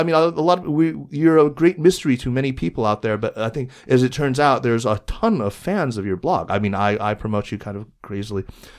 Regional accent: Arizona, United States; I'm from Arizona, which is a cultural appendage of Southern California.

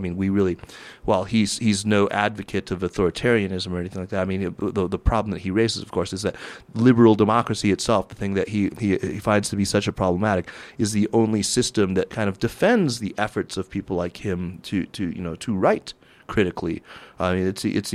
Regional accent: United States; as an American who loathes the Tea Party

